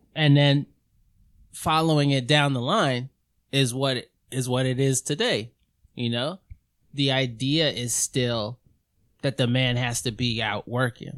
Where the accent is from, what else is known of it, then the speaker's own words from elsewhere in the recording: New York City, New York, United States; I was growing up in Queens.